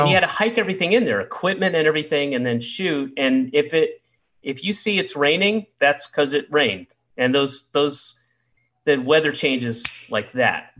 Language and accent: English; the South, United States; I grew up in the South